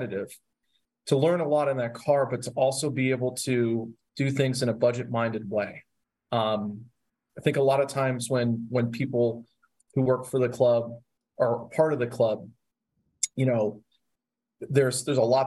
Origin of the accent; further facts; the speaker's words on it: Pittsburgh, Pennsylvania, United States; Growing up in the Pittsburgh area